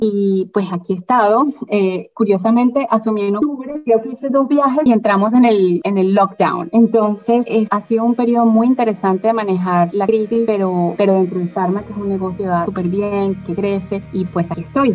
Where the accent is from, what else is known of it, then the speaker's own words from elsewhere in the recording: Caracas, Capital District, Venezuela; also born or lived in interior of Venezuela; Soy venezolana, nací en Caracas, me, me crié básicamente en, Caracas